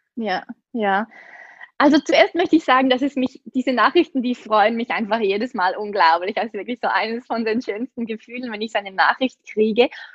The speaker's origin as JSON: {"language": "German", "country": "Switzerland", "accent": "Swiss", "said": "Ich komme aus der Schweiz, wie man sicher an meinem Akzent hören kann."}